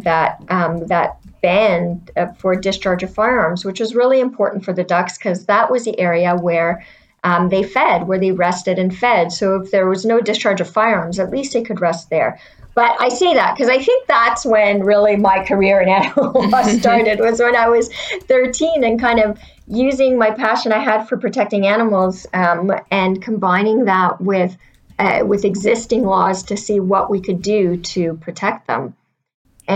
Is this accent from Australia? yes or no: no; Pointe-Claire, Quebec, Canada; And I grew up in Montreal. And we lived in the suburb of Pointe Claire, which borders Lac Saint Louis